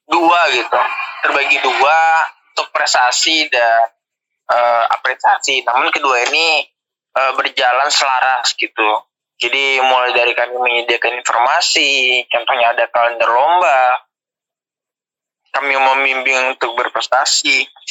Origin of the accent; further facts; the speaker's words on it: Pekanbaru, Riau, Indonesia; Untuk asal sendiri seperti di awal tadi, asal aku dari Pekanbaru, lahir di Pekanbaru, besar di Pekanbaru